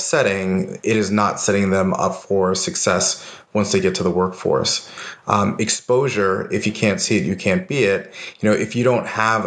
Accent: New York, United States; moved away as an adult; now in Austin, United States; I'm originally from New York

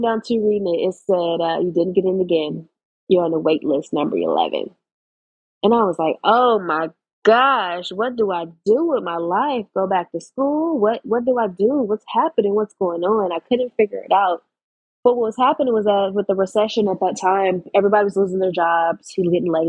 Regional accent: Los Angeles, California, United States; I grew up in Los Angeles, California, about 2 miles from USC.

